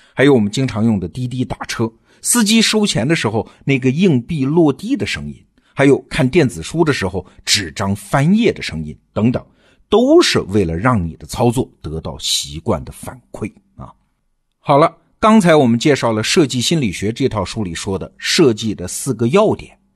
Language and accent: Chinese; China; 我们中国人习惯说“上下五千年”，总觉得身后是过去，眼前是未来